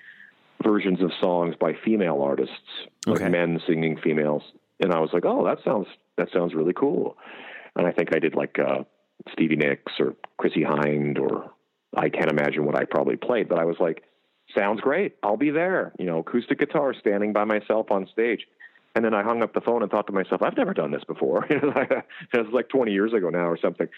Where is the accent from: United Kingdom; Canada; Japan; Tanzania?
Canada; moved away as an adult; also born or lived in Las Vegas, United States; now in United States